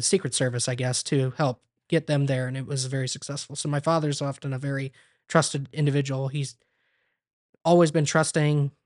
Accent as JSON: {"language": "English", "town": "Ontario", "region": "Ohio", "country": "United States", "tie": "born or raised there", "also_born_or_lived": "Bluffton, Ohio / Crestline, Ohio", "said": "I was born in Bluffton, Ohio"}